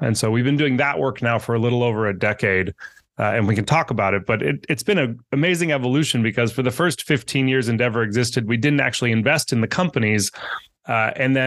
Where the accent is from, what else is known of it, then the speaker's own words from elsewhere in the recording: Northern California, United States; also born or lived in Argentina; I grew up in Northern California, very close to Silicon Valley.